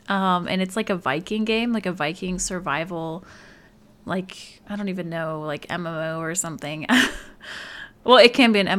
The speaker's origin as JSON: {"language": "English", "region": "Alaska", "country": "United States", "tie": "born there", "said": "I was born in Alaska, and Sarah was born in Illinois."}